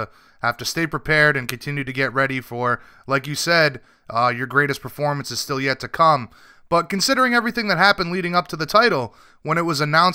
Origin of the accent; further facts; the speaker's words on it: New England, United States; I'm from New England myself